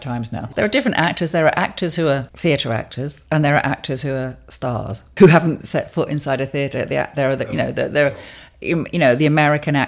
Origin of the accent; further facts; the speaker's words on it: London, United Kingdom; I was born in London. And I've always lived in London